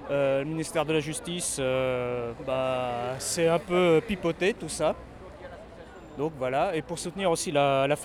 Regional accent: Paris region, Île-de-France, France; région parisienne.

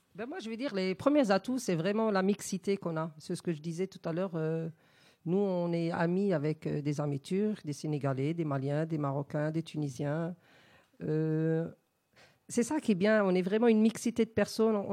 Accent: Wittenheim, Grand Est, France; also born or lived in Casablanca, Morocco; je suis née à Casa. Je suis arrivée en 76 en, France. J'avais six ans et demi

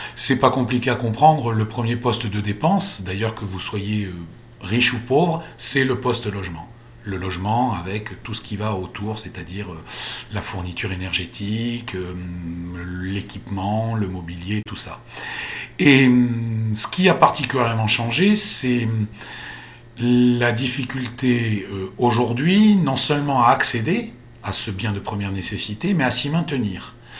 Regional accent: France; chez nous en France

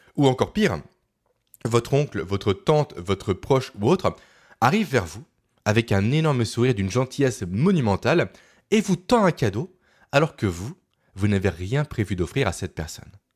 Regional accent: Beaune, Bourgogne-Franche-Comté, France; ma ville natale de Beaune

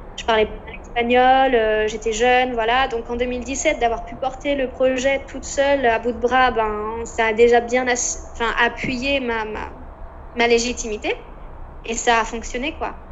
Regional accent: France; moved away as an adult; also born or lived in Concepción, Chile; moi qui était française

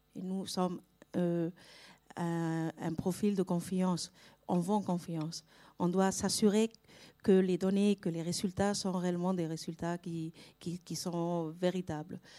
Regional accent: Spain; French is a second language; pas française, je suis espagnole

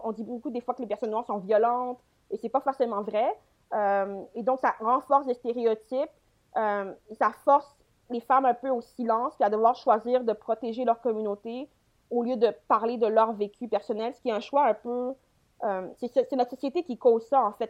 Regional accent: Quebec, Canada; je viens du Québec

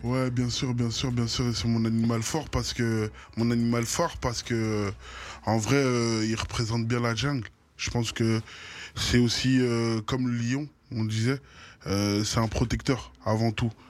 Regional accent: Brussels, Brussels-Capital Region, Belgium; c'est mon quartier de naissance

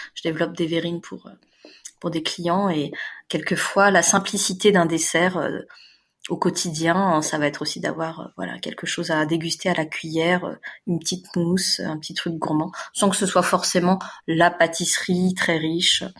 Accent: France; je suis née en France, mais j'ai des parents asiatiques

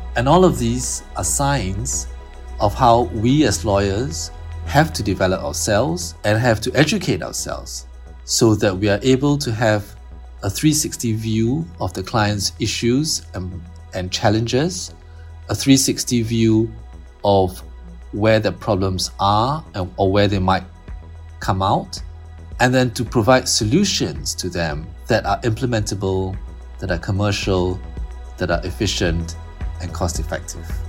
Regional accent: Singapore

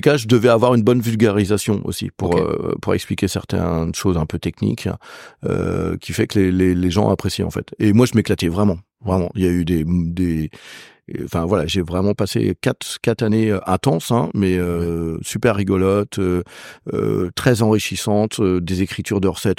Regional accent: Laval, Pays de la Loire, France; moved away; là où je suis originaire, euh, on n'a pas une cuisine de terroir

